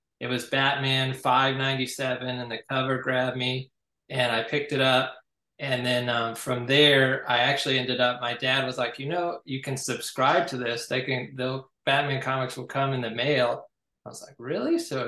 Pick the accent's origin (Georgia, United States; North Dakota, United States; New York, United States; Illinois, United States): Georgia, United States; just south of Savannah, South; I grew up in South Georgia, just south of Savannah. I live in Richmond Hill right now, which is just outside of Savannah.